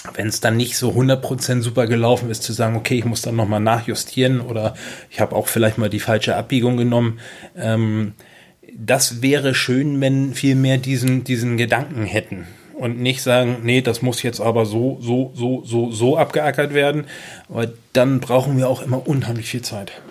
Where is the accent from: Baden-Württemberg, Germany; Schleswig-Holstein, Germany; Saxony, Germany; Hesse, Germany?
Schleswig-Holstein, Germany; Kropp; Ich bin in Kropp aufgewachsen